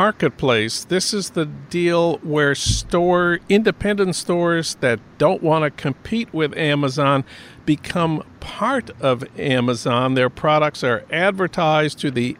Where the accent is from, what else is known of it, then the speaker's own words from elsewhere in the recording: St. Paul, Minnesota, United States; my hometown of St. Paul